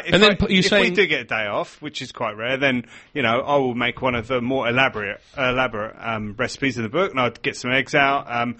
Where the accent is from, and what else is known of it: United Kingdom; now in Australia